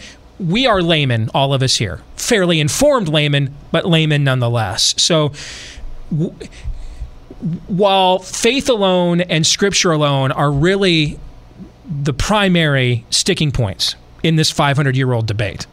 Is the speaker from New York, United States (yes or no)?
no; West Michigan, United States; where I grew up in West Michigan